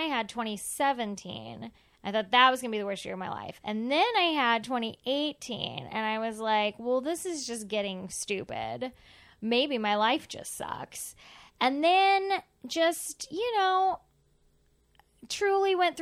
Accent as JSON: {"language": "English", "region": "the South", "country": "United States", "said": "I'm from the South."}